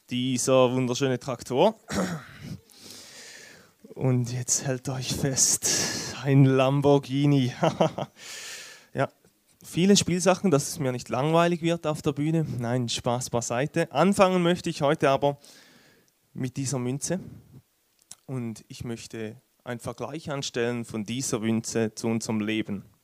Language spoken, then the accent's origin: German; Switzerland; Wie ihr es wahrscheinlich hört, bin ich Schweizer.